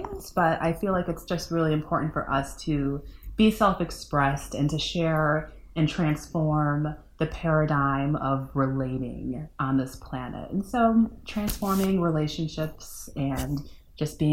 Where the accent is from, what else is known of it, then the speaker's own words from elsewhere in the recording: Northwest suburbs of Chicago, Illinois, United States; also born or lived in Upper Peninsula of Michigan / Trinidad and Tobago; now in Chicago, United States; I grew up in the Northwest suburbs and kind of a foreigner in the city of Chicago.